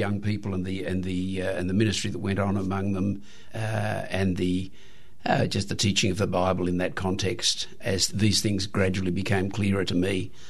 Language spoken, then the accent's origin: English; Australia; the short European history of our country